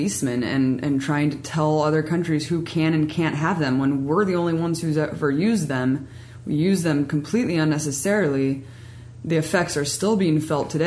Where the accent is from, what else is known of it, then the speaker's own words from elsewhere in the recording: Pleasanton, California, United States; Growing up in Pleasanton, it's the next city over from Livermore